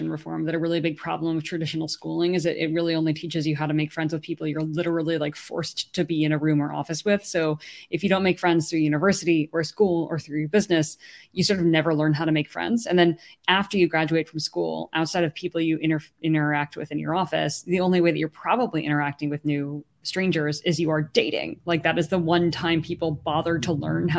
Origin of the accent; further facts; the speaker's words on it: Silicon Valley, California, United States; growing up in Silicon Valley